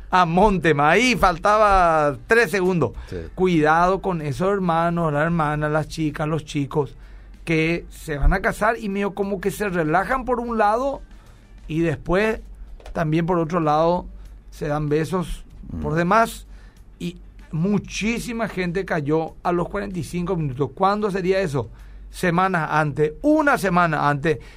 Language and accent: Spanish; Capiatá, Central, Paraguay; estamos, somos de Capiatá y nos queda un poco lejos